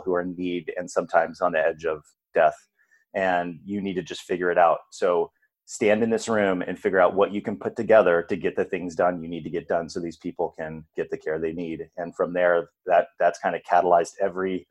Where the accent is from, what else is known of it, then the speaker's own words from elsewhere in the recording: California, United States; moved away as an adult; also born or lived in Arizona / Ohio; I'm from California